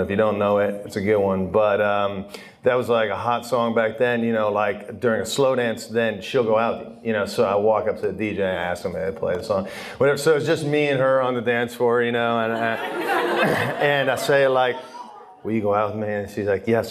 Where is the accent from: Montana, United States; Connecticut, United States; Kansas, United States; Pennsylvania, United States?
Pennsylvania, United States; Philadelphia; now in Steubenville, United States; I grew up in Philly